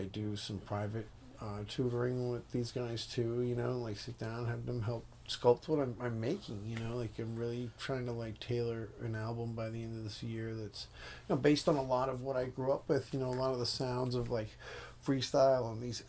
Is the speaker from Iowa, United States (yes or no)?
no; New York, United States; moved away as an adult; also born or lived in Florida / Seattle; now in Los Angeles, United States; I was born in Florida, and I moved to New York when I was five or six. Okay. And I lived in Flushing ever since.